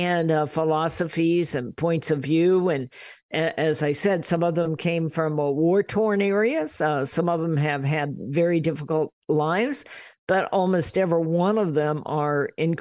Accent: Riverside, California, United States; we're from Riverside in California

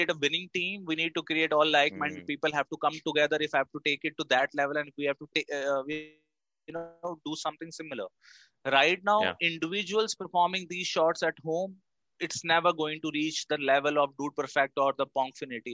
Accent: Delhi, India; now in Bangalore, India; I am from Delhi.

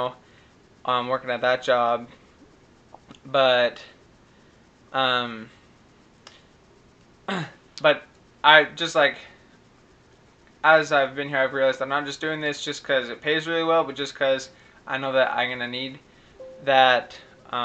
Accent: Utah, United States; moved away; also born or lived in Guatemala; it's 801 because I'm from Utah

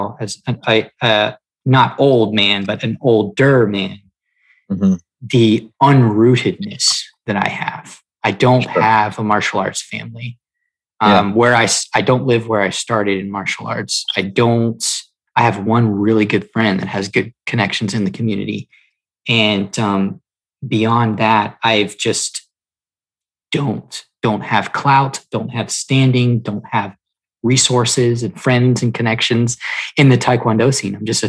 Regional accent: Melbourne, Florida, United States; now in Indian Trail, United States; I live just below Charlotte, North Carolina, in a town called Indian Trail, but I am originally from Melbourne, Florida

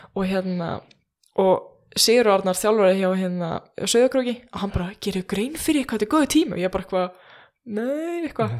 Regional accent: Iceland; ég er bara eitthvað frá Íslandi

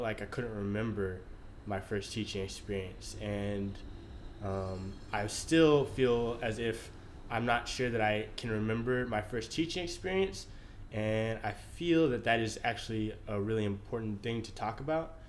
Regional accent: Austin, Texas, United States; born and raised in Austin, Texas.

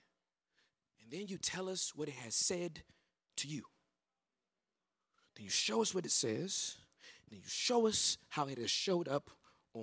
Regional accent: Southern California, United States; moved away as an adult; also born or lived in Dallas, Texas; I'm born and raised in Southern California, the hood

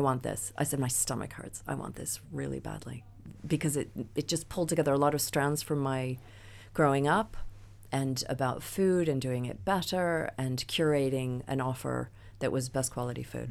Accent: United States; moved away as an adult; now in England, United Kingdom; as an American

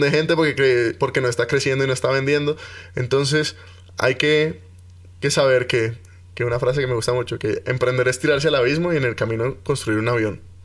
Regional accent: Cali, Valle del Cauca, Colombia; now in Bogotá, Colombia; Yo soy caleño

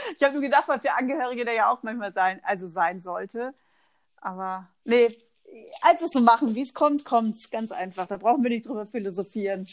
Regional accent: Oldenburg, Lower Saxony, Germany; accent: North German; moved away; Ich komme eigentlich aus Oldenburg bei, bei Bremen.

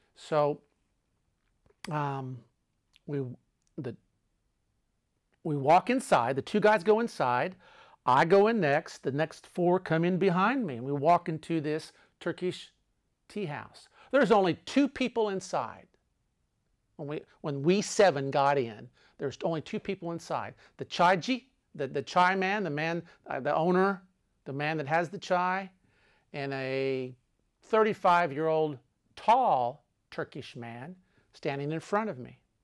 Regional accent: Texas, United States; I am an American. I'm from Texas

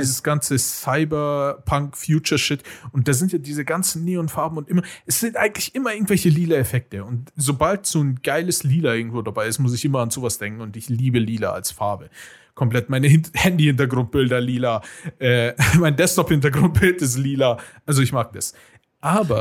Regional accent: Munich, Bavaria, Germany; als Münchner

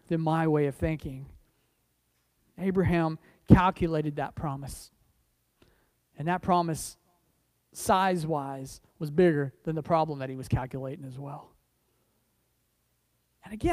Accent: United States; I say that as an American, understand. I say that as someone who's, my family's been here a long time

